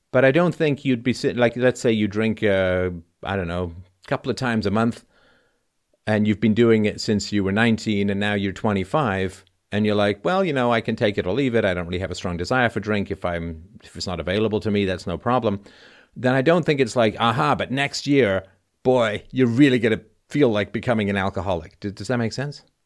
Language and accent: English; England, United Kingdom; when I was growing up in England